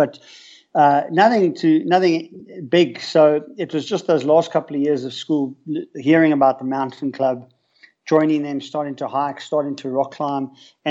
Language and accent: English; Johannesburg, Gauteng, South Africa; I'm sitting in a leafy suburb on the west side of Johannesburg in South Africa. And this has been pretty much my home for the better part of almost 49 years